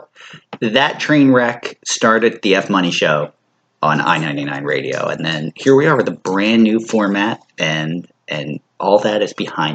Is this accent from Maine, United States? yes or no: no; Philadelphia suburbs, Pennsylvania, United States; Growing up in the Philly suburbs and living here my whole life